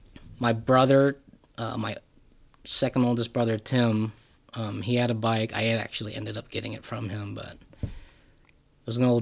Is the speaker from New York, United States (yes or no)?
no; Tustin, California, United States; also born or lived in Vietnam / Honolulu, Hawaii; So we were there from 76 to about 79, and we moved back here to California, and I grew up in Orange County, in Tustin.